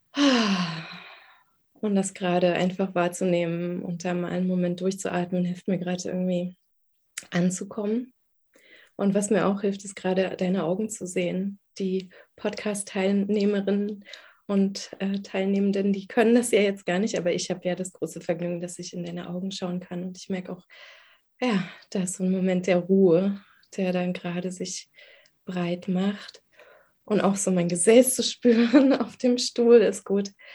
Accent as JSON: {"language": "German", "region": "Berlin", "country": "Germany", "tie": "born or raised there", "said": "Ich bin Berlinerin, ähm, im Ostteil der Stadt geboren, die ersten sieben Jahre dort aufgewachsen"}